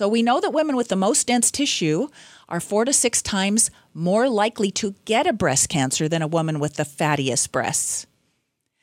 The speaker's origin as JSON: {"language": "English", "region": "British Columbia", "country": "Canada", "said": "I'm from British Columbia"}